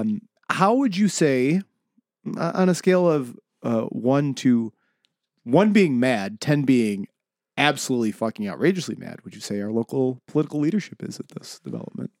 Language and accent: English; Buffalo, New York, United States; I am from South Buffalo originally